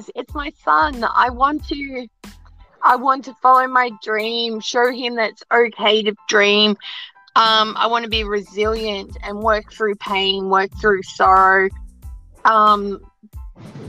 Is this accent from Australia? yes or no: yes; Australia; I'm Australian